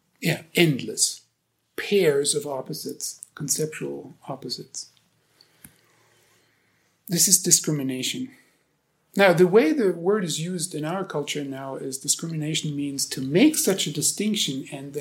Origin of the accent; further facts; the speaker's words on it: Germany; English is a second language; moved away as an adult; now in United States; I've lived almost as long in the U.S. now as I've lived in Germany